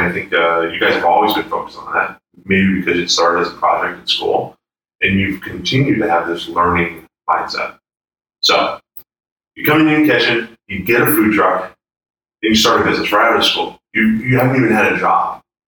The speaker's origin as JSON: {"language": "English", "town": "Boston", "region": "Massachusetts", "country": "United States", "said": "I'm from Boston."}